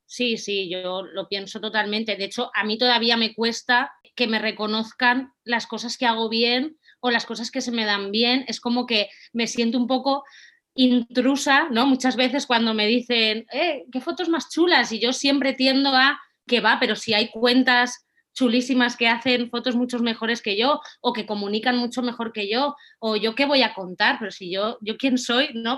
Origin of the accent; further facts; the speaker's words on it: Valencia, Valencian Community, Spain; soy de Valencia